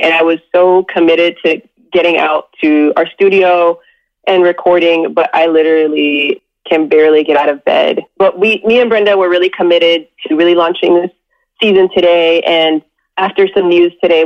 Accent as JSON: {"language": "English", "region": "Southern California", "country": "United States", "tie": "born or raised there", "said": "growing up in Southern California"}